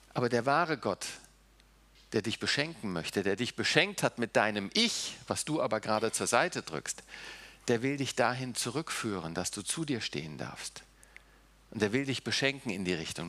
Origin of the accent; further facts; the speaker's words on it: The Hague, South Holland, Netherlands; also born or lived in Germany; now in Seeheim-Jugenheim, Germany; Nun bin ich nicht in Deutschland aufgewachsen. Wir sind mit vier Jahren nach äh, Holland gegangen. Ich habe äh, in Den Haag gewohnt, war auf einer holländischen Schule, habe auch holländisch gelernt, habe holländisches Abitur.